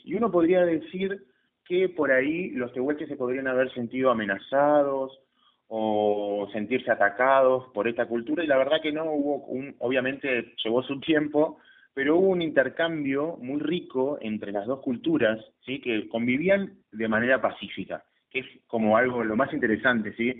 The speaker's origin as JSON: {"language": "Spanish", "area": "Patagonia", "region": "Chubut", "country": "Argentina", "also_born_or_lived": "Trelew", "said": "la llegada de, los galeses, y los colonos galeses a nuestra tierra"}